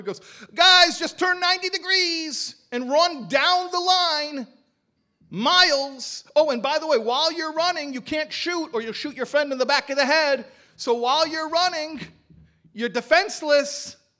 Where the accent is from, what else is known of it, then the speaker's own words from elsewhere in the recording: Chicago, Illinois, United States; I'm from Chicago